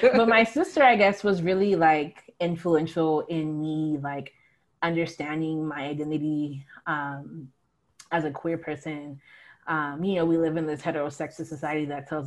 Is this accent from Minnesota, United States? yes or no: no; Long Beach, California, United States; now in Buffalo, United States; from Long Beach, which is